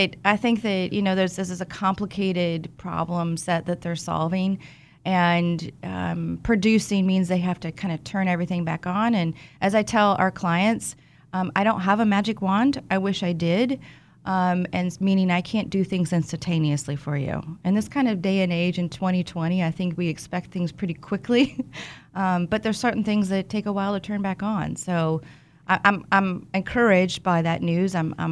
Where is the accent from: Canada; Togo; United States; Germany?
United States; Wichita, Kansas; I'm from Wichita.